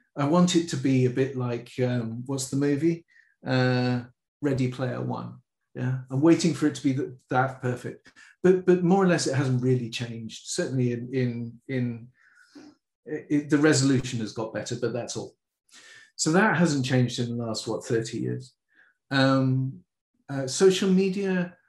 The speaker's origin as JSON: {"language": "English", "region": "London", "country": "United Kingdom", "tie": "born or raised there", "said": "I grew up in the middle of London"}